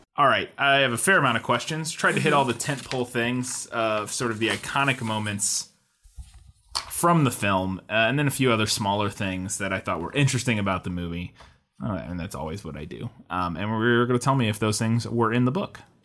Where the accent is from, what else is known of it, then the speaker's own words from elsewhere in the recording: Midwest, United States; we're from the Midwest